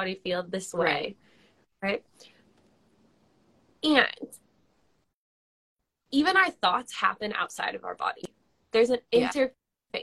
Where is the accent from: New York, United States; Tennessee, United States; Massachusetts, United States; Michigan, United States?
Massachusetts, United States; Western; now in Exeter, United States; I'm actually from Western Massachusetts